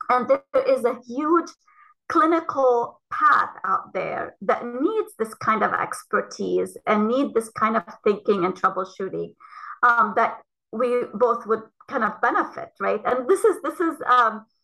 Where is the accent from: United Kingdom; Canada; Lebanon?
Lebanon; moved away as an adult; also born or lived in Ohio, United States; now in United States; I came from Lebanon um, after having done a, a Bachelor of Science um, in Lebanon and uh, came to Ohio State for my PhD in molecular genetics.